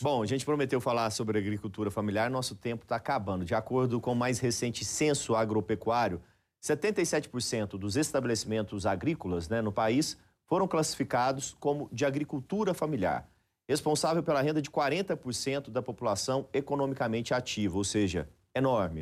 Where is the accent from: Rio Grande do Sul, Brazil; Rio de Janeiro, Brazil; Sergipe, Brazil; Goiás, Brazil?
Goiás, Brazil; eu que sou goiano